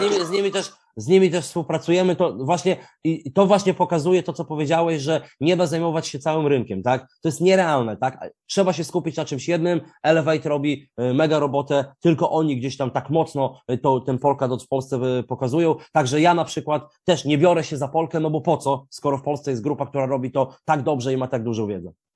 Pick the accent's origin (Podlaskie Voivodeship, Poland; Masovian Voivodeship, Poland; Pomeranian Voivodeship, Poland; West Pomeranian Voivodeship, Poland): Podlaskie Voivodeship, Poland; Białystok; Ja jestem z Biegostoku